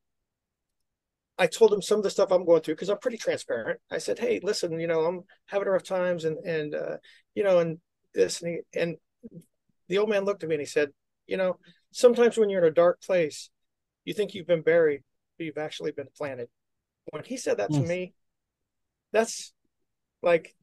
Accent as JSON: {"language": "English", "region": "Midwest", "country": "United States", "moved": "yes", "lives_now": "Orlando, United States", "said": "I'm from the Midwest, and I'm a Bears and a Cubs fan"}